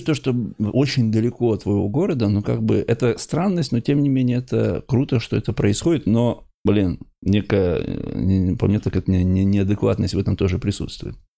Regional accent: Ukhta, Komi Republic, Russia; я, например, из Ухты, да, и Бухте, а, это Республика Коми

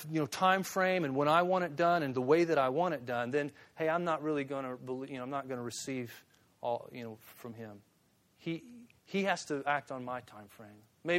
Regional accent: Springfield, Missouri, United States; It's like on my grandfather's farm. I grew up in Springfield.

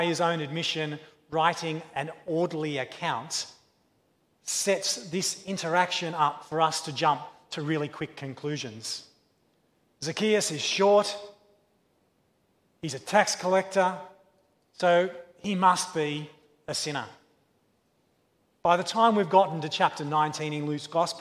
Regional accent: Australia; As an Australian child

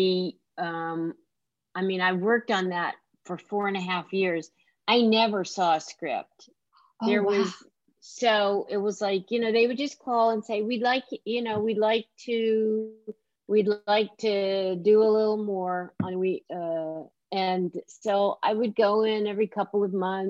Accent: the South, United States; being a Southerner

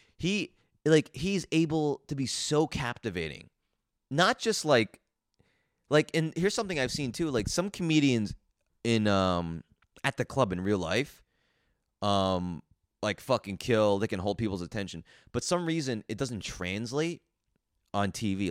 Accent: New Jersey, United States; I grew up in New Jersey

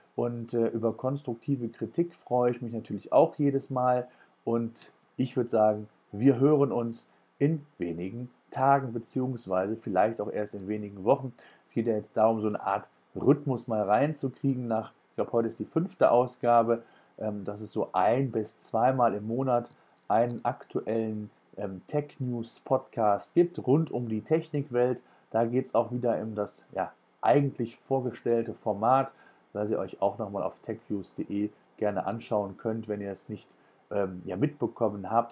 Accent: Germany; hier bei uns in Deutschland

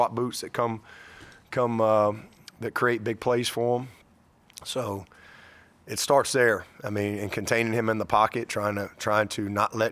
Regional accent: Alabama, United States; moved away as an adult; now in South Carolina, United States; coming from Alabama, you know, growing up Alabama-Auburn my whole life

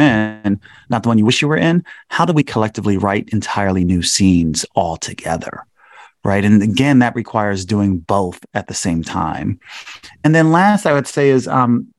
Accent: Chicago, Illinois, United States; my hometown of Chicago

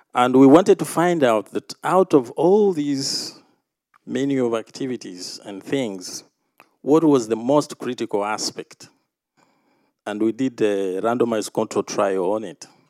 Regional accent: Uganda; coming from Uganda

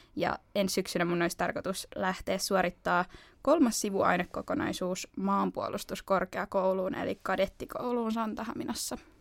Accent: Helsinki, Uusimaa, Finland; moved away as an adult; now in Turku, Finland; Mä oon kotoisin Helsingistä

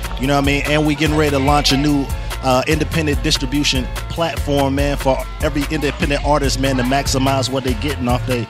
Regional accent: Michigan, United States; also born or lived in Nashville; now in Atlanta, United States; man. Originally from Michigan.

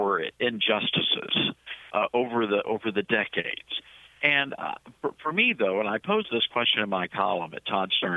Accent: Tennessee, United States; I'm originally from Tennessee

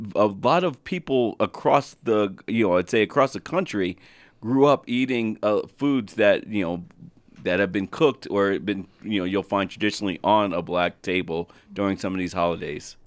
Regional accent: New Jersey, United States; moved away; while we grew up in Jersey, we stem from down south in North Carolina

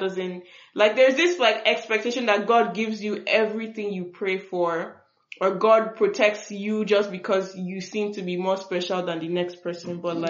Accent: Nigeria; I'm just from another tribe in Nigeria.

